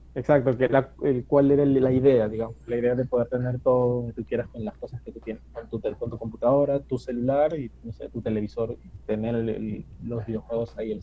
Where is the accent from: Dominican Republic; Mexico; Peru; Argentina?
Peru; yo soy acá de Perú